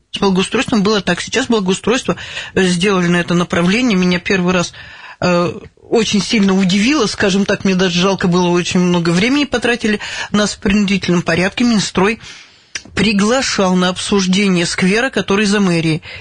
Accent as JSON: {"language": "Russian", "town": "Davydova", "region": "Chelyabinsk Oblast", "country": "Russia", "tie": "born there", "said": "Маленькая ваш... деревня Давыдова, да."}